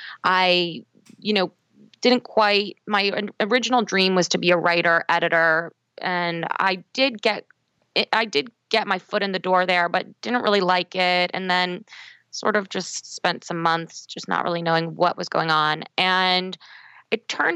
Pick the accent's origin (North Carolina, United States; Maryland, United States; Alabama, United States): Maryland, United States; Baltimore; moved away as an adult; also born or lived in Los Angeles; I'm from Baltimore, so I recently moved back to my hometown